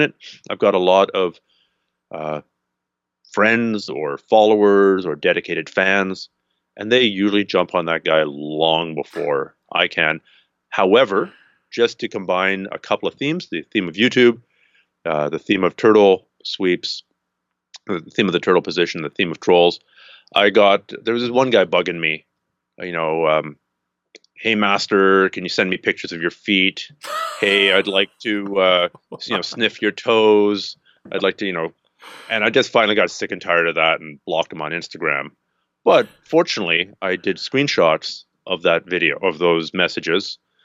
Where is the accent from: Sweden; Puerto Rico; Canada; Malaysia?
Canada; I'm Canadian.